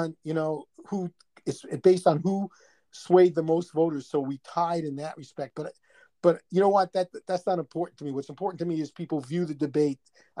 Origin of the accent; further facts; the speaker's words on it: New York City, New York, United States; accent: New York; moved away as an adult; now in Arizona, United States; I'm originally from Brooklyn.